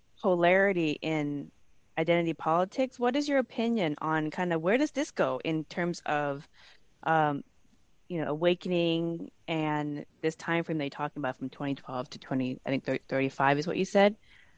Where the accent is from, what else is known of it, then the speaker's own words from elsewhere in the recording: United States; also born or lived in Seattle, Washington; I'm American. I live here in Seattle, Washington.